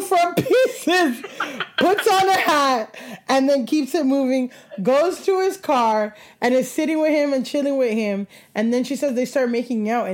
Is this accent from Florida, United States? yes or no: yes; Miami, Florida, United States; I grew up in Miami